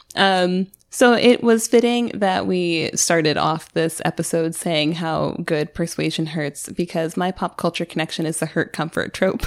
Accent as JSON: {"language": "English", "country": "United States", "said": "We're American"}